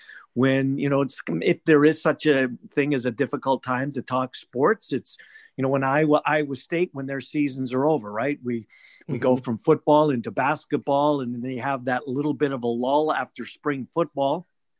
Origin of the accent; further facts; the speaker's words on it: Manitoba, Canada; moved away as an adult; now in Des Moines, United States; So I immigrated from Canada in 1989. I was a race caller at the track in Winnipeg